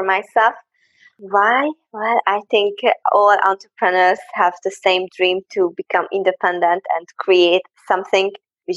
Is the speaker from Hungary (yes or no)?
yes; Hungary; I'm from Hungary and I am there right now.